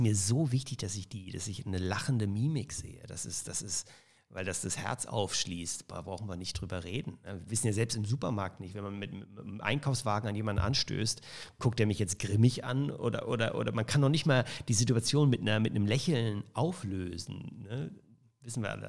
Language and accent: German; Germany; also born or lived in Toronto, Canada; da war ich The German in Kanada